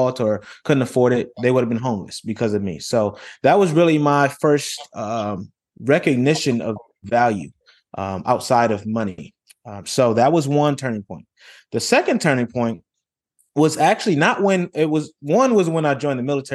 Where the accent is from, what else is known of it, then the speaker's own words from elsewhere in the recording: Rochester, New York, United States; moved away as an adult; I grew up in Rochester, New York, grew up in humble beginnings